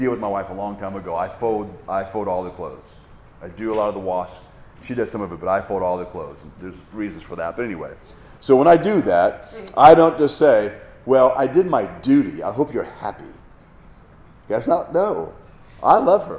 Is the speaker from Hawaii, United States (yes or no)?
yes; Hawaii, United States; I grew up in Hawaii, lots of waterfalls